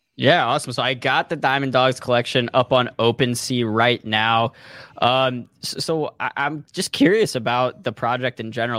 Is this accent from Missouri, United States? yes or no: yes; St. Louis, Missouri, United States; I'm actually from Saint Louis